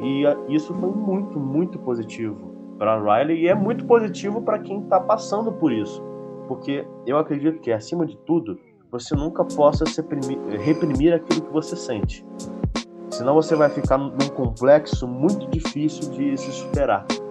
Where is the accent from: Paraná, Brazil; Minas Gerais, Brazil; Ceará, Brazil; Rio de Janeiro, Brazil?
Rio de Janeiro, Brazil; moved away; eu sou carioca, eu nasci no Rio de Janeiro, vivi no Rio de Janeiro